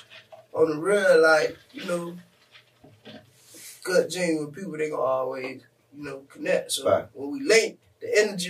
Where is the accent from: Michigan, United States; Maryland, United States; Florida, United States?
Florida, United States; Miami; I'm originally from Coconut Grove. You know, like, that's my stomping ground. Mm-hmm. That's my hometown.